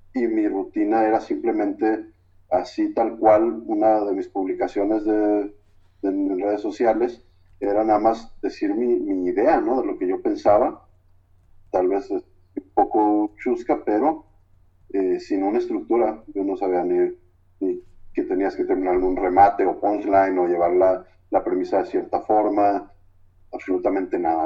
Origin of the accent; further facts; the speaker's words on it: Guadalajara, Jalisco, Mexico; como buen tapatío